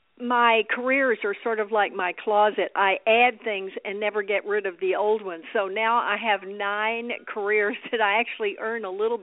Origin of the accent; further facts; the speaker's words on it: Dallas, Texas, United States; moved away as an adult; now in Los Angeles, United States; I moved out here married to an actor. You know, I was from Dallas